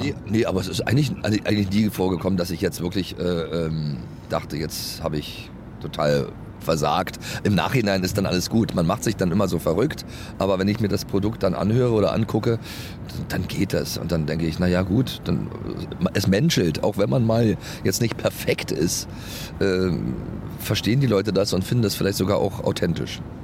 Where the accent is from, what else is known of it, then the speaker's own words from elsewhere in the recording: East Germany, Germany; ich komme ja aus dem Osten